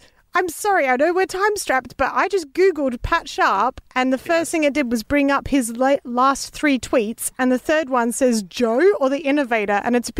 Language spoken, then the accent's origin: English; Australia; I'm an Aussie